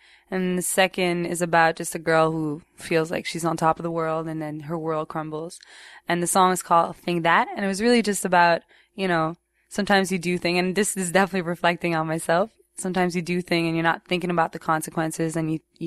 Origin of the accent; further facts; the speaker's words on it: Montreal, Quebec, Canada; I grew up in Roxborough, which is the west side of the island, because Montreal is an island. So it's the west side, very English kind of neighborhood